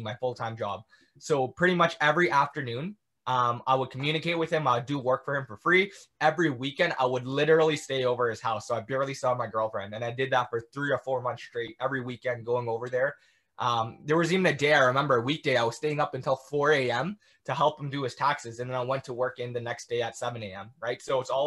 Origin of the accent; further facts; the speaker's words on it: Toronto, Ontario, Canada; I'm from Toronto, Ontario